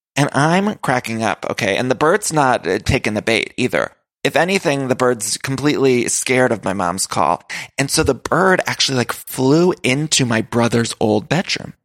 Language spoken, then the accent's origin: English; Ohio, United States; moved away as an adult; now in Los Angeles, United States; I was the only one living at the house. It was fall, autumn, Ohio